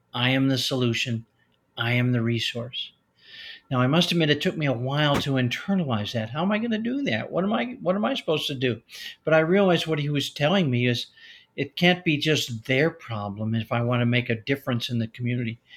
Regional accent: Chicago, Illinois, United States; I grew up in Chicago, Illinois, in that area

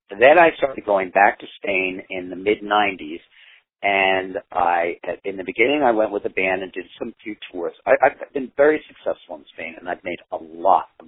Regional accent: United States; I didn't know any Spanish musicians, and, I, and I'm an American artist, so a Spanish band would, you know, didn't have as much cachet for me there. I'm an American artist, so they want to see me with an American band.

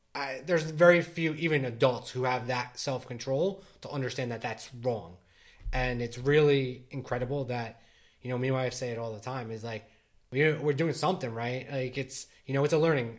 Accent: New Jersey, United States; born and raised in Jersey. I live in, in the same town I grew up

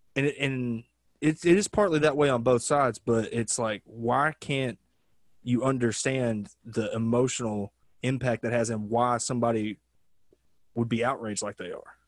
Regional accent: Arkansas, United States; now in Los Angeles, United States; growing up in Arkansas

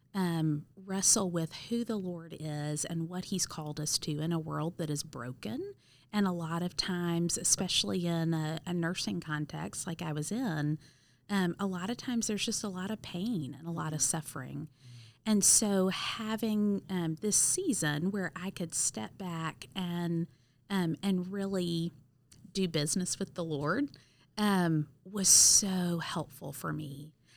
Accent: Cleveland, Mississippi, United States; moved away as an adult; also born or lived in Auburn, Alabama; now in St. Louis, United States; I actually grew up in Wilson Benton's church in a tiny little town called Cleveland, Mississippi

